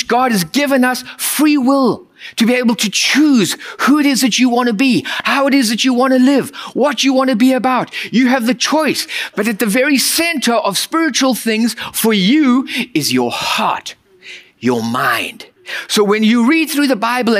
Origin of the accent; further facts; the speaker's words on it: United States; As an American culture, we are raised with productivity